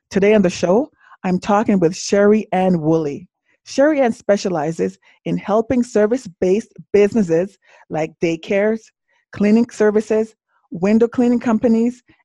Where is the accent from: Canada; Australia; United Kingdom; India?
Canada; Toronto, Ontario; I grew up in Scarborough, Ontario